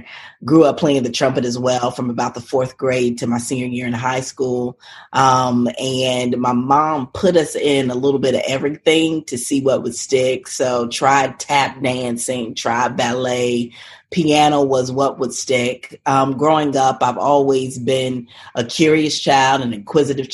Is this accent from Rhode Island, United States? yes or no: no; Charlotte, North Carolina, United States; I grew up in Charlotte, North Carolina.